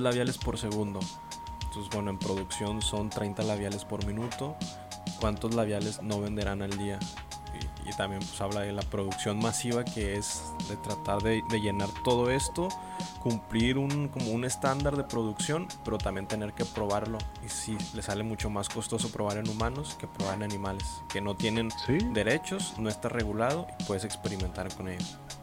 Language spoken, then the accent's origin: Spanish; Monterrey, Nuevo León, Mexico; nosotros que somos regiomontanos